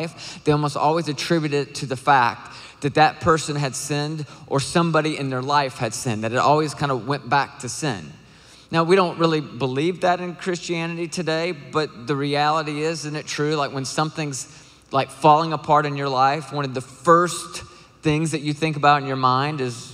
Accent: Nashville, Tennessee, United States; I am from Nashville, Tennessee.

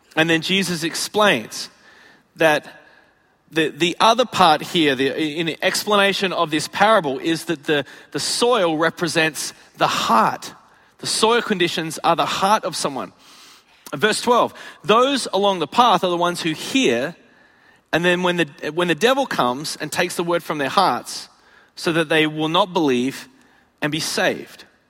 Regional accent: Australia; moved away as an adult; also born or lived in Chicago, United States; now in United States; I'm from Australia, where it's 95% desert

